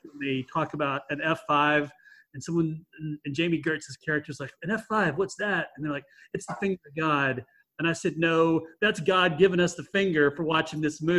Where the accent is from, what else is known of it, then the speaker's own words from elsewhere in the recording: Texas, United States; As a Texan